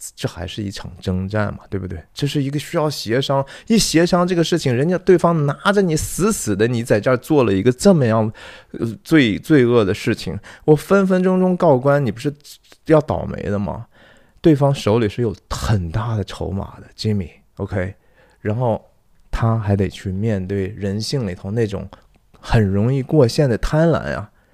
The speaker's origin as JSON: {"language": "Chinese", "country": "China", "said": "我们其实中国人很会的呀"}